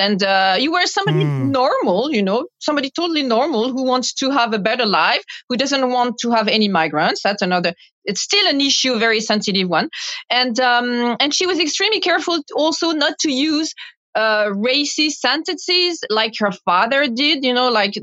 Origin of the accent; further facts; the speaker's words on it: Paris, Île-de-France, France; English is a second language; my hometown, Paris